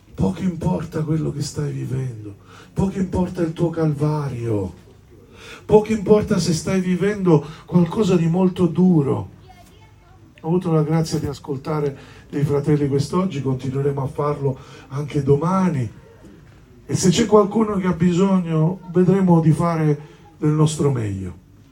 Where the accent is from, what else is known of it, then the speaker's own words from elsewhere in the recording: Sicily, Italy; sono del sud, no? sono siciliano